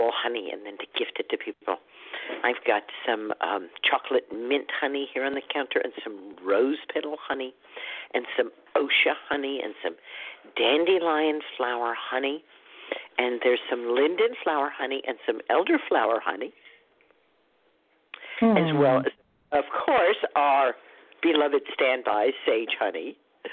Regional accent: Dallas, Texas, United States; moved away; I grew up in Dallas

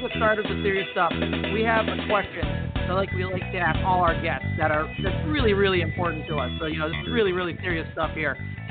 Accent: Chicago, Illinois, United States; I'm from Chicago

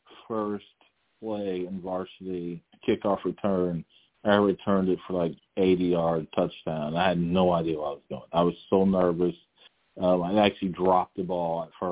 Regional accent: Lawrence, Kansas, United States; I was born in Lawrence, Kansas

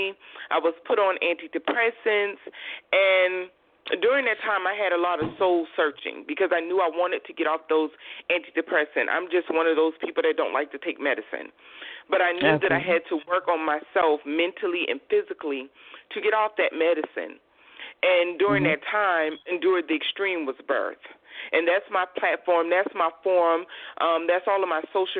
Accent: Georgetown, South Carolina, United States; I am originally from Georgetown, South Carolina

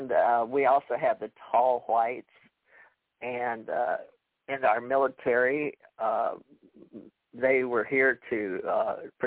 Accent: Houston, Texas, United States; I was raised in Houston

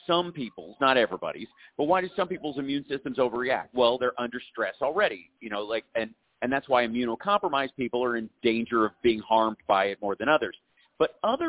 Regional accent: Kentucky, United States; I grew up in Kentucky

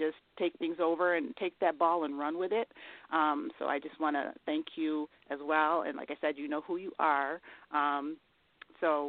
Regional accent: Elmira, New York, United States; my hometown, which is Elmira, New York

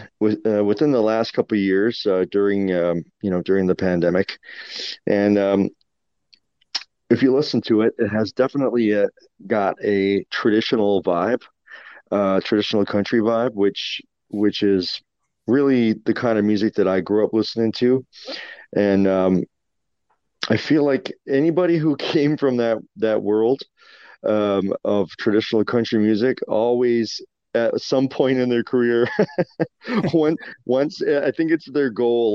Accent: Newfoundland and Labrador, Canada; I'm from Newfoundland

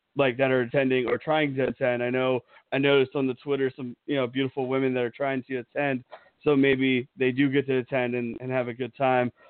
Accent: Pennsylvania, United States; moved away; I grew up in Pennsylvania

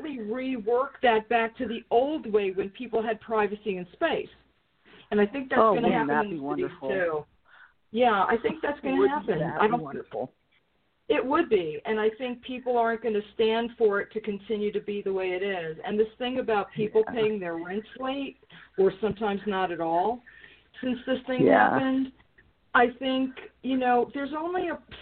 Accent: New York, United States; moved away; I'm from New York

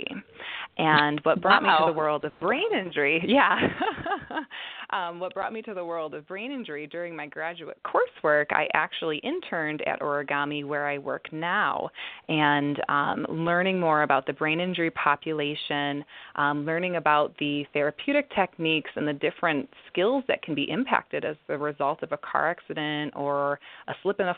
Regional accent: Detroit, Michigan, United States; I grew up in the Detroit area

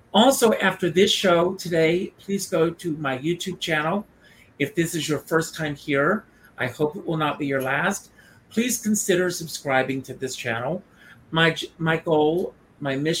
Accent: Conway, South Carolina, United States; moved away; I grew up in South Carolina. I grew up on a farm.

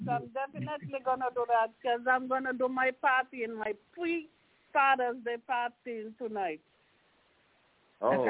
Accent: Nevis, St. Kitts & Nevis; moved away as an adult; now in St. Martin; been living in St. Martin a couple of years. but I'm from Nevis. I'm really from Nevis.

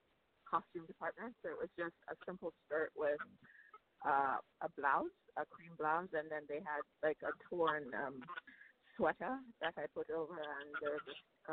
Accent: Jamaica; I'm Jamaican, Jamaican-American

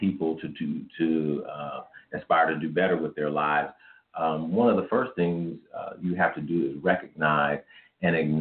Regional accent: Kansas City, Missouri, United States; also born or lived in Fayette, Missouri; I am a 46-year-old African-American male, born and raised in Kansas City, Missouri

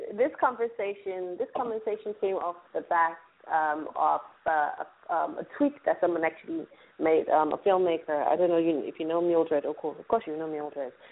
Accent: Nigeria; I'm a Nigerian

